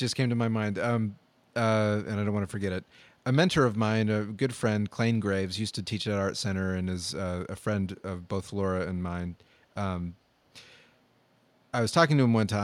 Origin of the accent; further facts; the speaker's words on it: United States; growing up in America